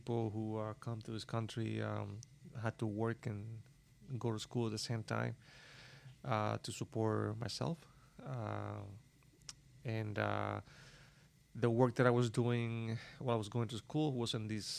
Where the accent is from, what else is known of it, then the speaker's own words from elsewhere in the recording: Cuba; moved away as an adult; also born or lived in Havana, Cuba; now in United States; I came from Cuba